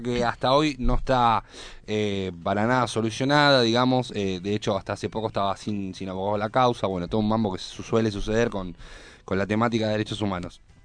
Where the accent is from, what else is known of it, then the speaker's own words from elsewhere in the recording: Argentina; los argentinos